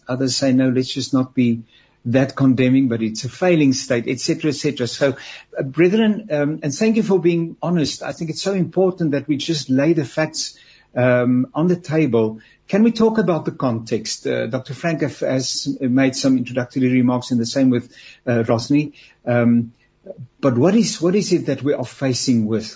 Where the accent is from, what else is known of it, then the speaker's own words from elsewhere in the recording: South Africa; as a South African? I've got my family